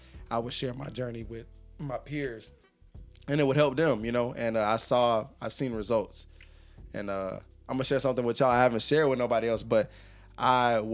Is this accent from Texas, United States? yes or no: no; Jacksonville, Florida, United States; moved away as an adult; also born or lived in Ohio / Middle East; I'm from Jacksonville, Florida, man. Duval County, born and raised